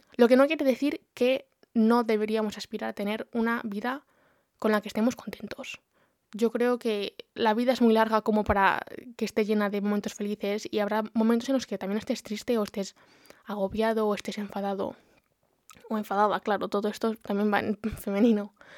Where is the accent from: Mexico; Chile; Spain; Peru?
Spain; Community of Madrid; moved away as an adult; now in Brighton, United Kingdom; soy de Madrid, la provincia, no la capital, pero bueno, cerquita y actualmente no vivo en España, vivo en Brighton